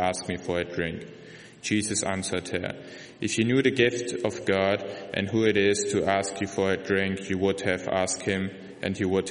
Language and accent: English; Germany; English is a second language; moved away; I'm from Germany